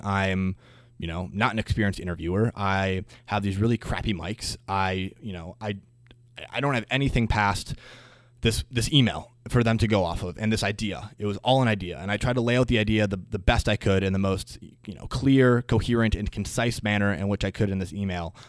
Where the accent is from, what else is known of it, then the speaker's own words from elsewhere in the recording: Green Bay, Wisconsin, United States; moved away as an adult; now in Twin Cities, United States; I am originally from Green Bay, Wisconsin